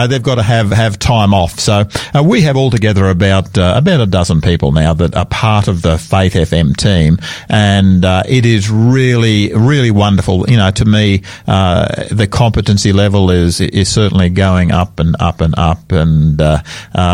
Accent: Sydney, New South Wales, Australia; I'm a New South Welshman myself. I grew up in Sydney

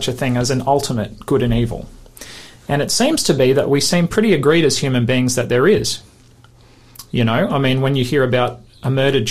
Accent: Queensland, Australia; I'm from Queensland.

